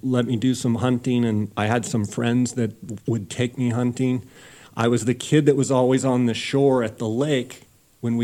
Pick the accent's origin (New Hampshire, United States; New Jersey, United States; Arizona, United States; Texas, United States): Arizona, United States; Phoenix; I grew up in Phoenix and come from kind of ranching family on both sides